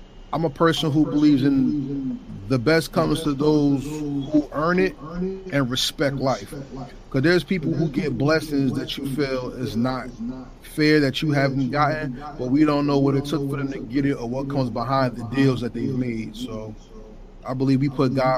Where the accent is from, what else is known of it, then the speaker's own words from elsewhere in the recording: New Jersey, United States; I'm from New Jersey, so shout out to the Garden State